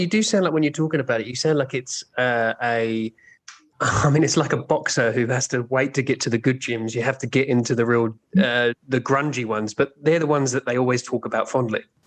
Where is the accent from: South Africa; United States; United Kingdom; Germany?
United Kingdom; both of us with a weird uh, accent, but also yeah. that we're both from the UK.